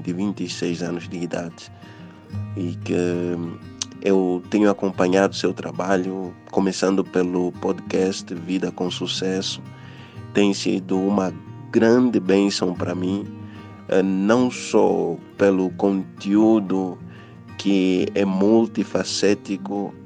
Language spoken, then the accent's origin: Portuguese; Angola; eu sou de Angola